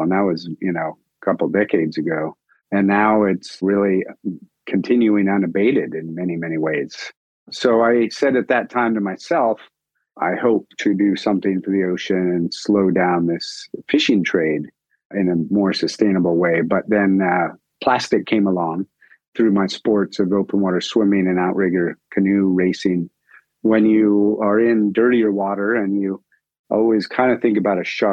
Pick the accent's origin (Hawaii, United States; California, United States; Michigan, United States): California, United States; moved away as an adult; also born or lived in Japan; I grew up in California, pretty clean, nice place, outdoors lots of camping and water sports